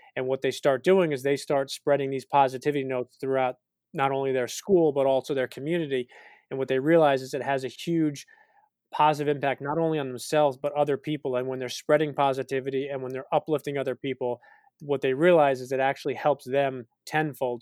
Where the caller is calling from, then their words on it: Greenwich, Connecticut, United States; I'm calling in from Greenwich, Connecticut, in the United States.